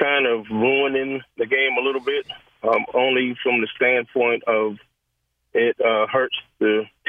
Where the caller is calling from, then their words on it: Greenville, South Carolina, United States; I'm a Gamecock, and I'm calling from Greenville, South Carolina. I'm a Carolina Gamecock.